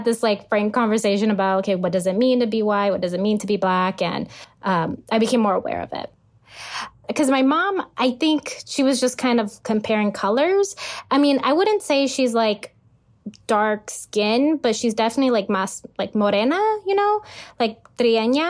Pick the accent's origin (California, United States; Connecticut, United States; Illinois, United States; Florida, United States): California, United States; Los Angeles; I'm from Los Angeles, California